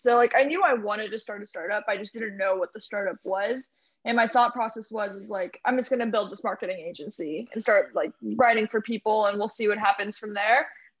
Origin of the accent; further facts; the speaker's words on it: Morgantown, West Virginia, United States; Morgantown, West Virginia.